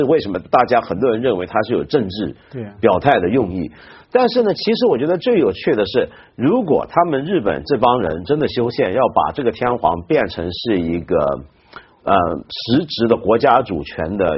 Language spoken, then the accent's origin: Chinese; China; 我们中国人一般都觉得国王跟皇帝好像没什么分别